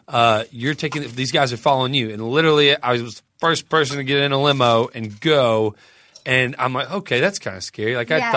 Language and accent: English; Texas, United States; me being a Texan